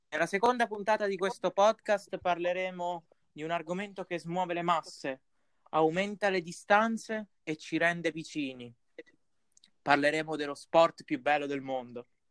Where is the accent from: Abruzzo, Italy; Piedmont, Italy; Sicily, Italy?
Abruzzo, Italy; Pescara; noi mo siamo di Pescara